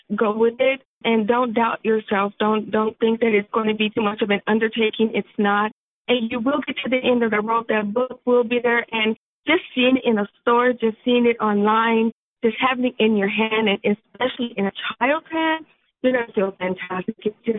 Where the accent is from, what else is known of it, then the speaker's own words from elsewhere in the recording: Sacramento, California, United States; I even had one or two small art shows locally here in my hometown, Sacramento.